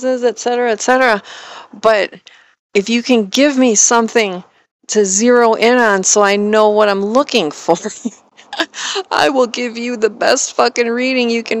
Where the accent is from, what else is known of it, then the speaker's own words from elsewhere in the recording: Wisconsin, United States; moved away as an adult; moving back to my home state of Wisconsin